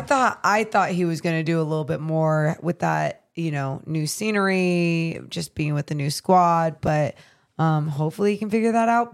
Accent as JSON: {"language": "English", "town": "Sacramento", "region": "California", "country": "United States", "tie": "born or raised there", "said": "my hometown team"}